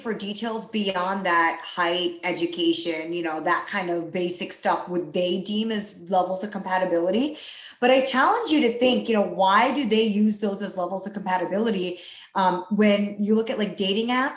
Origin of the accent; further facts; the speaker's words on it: East Coast, Philadelphia area, Maryland, United States; moved away as an adult; also born or lived in Chicago, Illinois; now in Dallas, United States; I'm currently based out of Dallas, Texas, but I grew up on the East Coast in Maryland, Philadelphia area